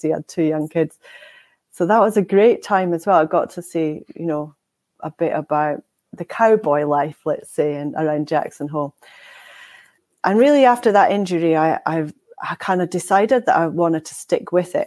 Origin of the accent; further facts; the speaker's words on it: Inverness, Scotland, United Kingdom; now in Aviemore, United Kingdom; I was born in Inverness